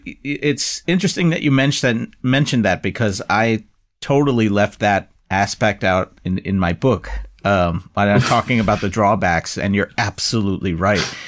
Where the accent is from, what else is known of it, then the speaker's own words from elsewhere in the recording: United States; as an American